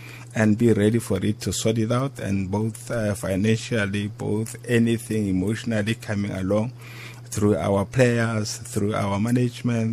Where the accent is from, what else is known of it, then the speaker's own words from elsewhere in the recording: South Africa; as a South African